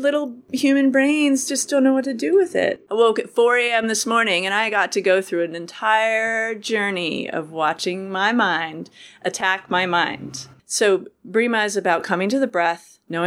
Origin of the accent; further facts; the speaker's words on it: Lakewood, Colorado, United States; also born or lived in Boulder, Colorado; now in Oregon, United States; I was born in Boulder, raised in Lakewood.